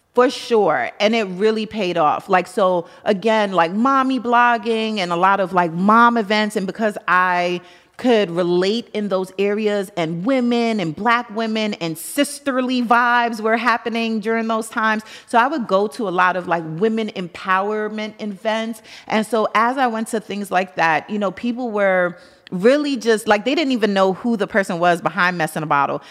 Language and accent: English; New York City, New York, United States; I'm from Brooklyn.